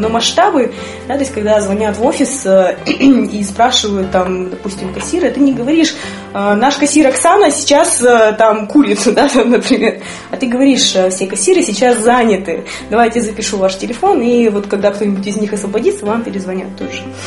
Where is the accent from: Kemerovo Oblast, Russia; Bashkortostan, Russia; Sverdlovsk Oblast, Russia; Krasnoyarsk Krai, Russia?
Sverdlovsk Oblast, Russia; Yekaterinburg; я выросла, родилась, выросла в Екатеринбурге